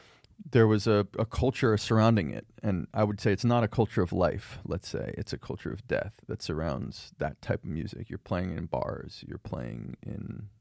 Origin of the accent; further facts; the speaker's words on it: Philadelphia, Pennsylvania, United States; And my dad's sort of secular, like Seinfeld Jewish, you know, that. And so We grew up around Philadelphia.